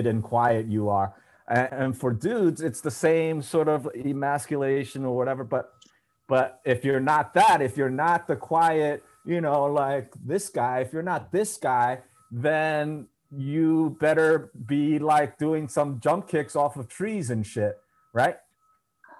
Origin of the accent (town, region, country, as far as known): New York, United States; accent: New York